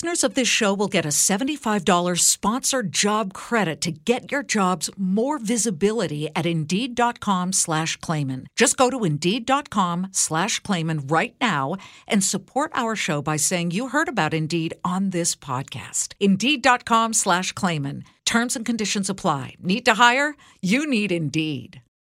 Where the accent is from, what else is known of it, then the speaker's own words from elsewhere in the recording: Los Angeles, California, United States; moved away as an adult; also born or lived in Columbus, Ohio; I grew up in Los Angeles